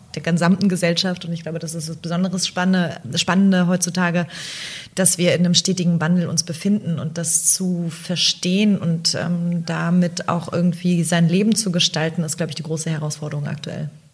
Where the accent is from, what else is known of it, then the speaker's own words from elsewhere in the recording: East Germany, Germany; moved away; ich komme aus dem Osten übrigens